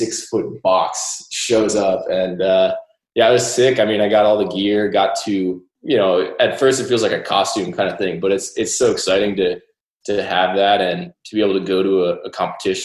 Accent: McLean, Virginia, United States; I grew up in McLean, Virginia for most of my life

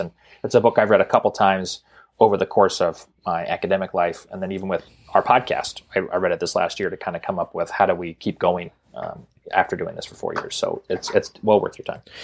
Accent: Montana, United States; growing up in Montana

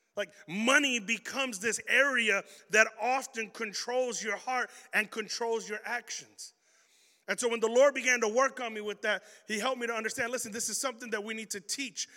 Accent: Chicago, Illinois, United States; I'm a kid from Chicago

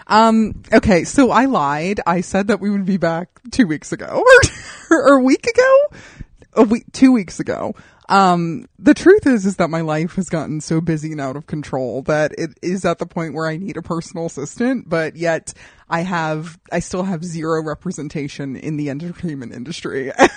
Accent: Southwest, United States; I'm from the Southwest too

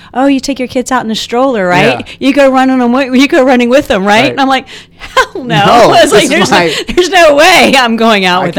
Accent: Richmond, Virginia, United States; moved away; I'm from Richmond.

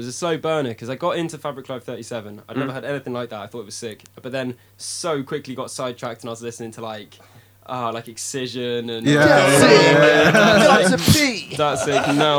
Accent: Stroud, South West England, United Kingdom; I'm from the countryside. The countryside? Yeah, like Stroud, which is like down the road from Bristol.

